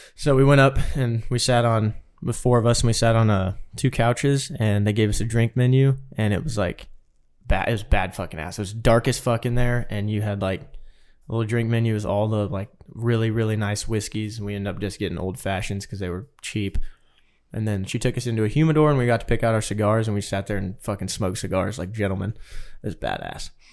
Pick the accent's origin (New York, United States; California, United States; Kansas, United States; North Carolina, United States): Kansas, United States; We're like, "Kansas."